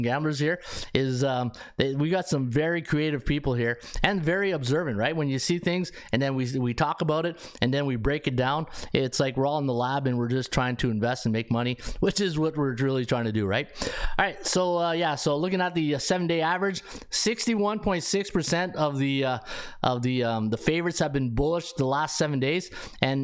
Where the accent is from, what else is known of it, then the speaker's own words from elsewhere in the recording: Canada; also born or lived in Ottawa; I'm sitting here in Ottawa. We're not really that close to the North Pole, but hey, I'm still Canadian